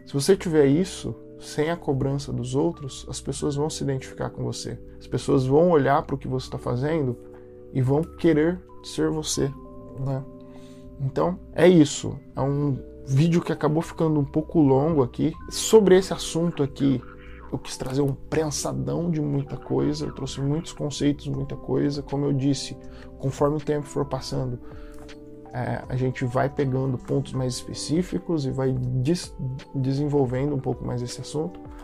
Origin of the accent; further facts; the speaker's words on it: Brazil; como brasileiro, como uma pessoa que se identifica como brasileiro